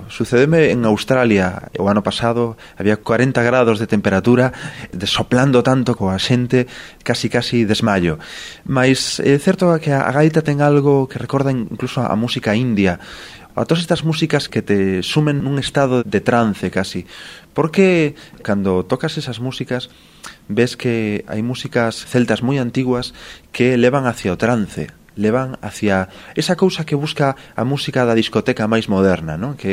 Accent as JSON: {"language": "Galician", "region": "Galicia", "country": "Spain", "said": "Eu que veño da Galiza, que un paraíso tamén como Portugal, un paraíso que mira hacia o mar"}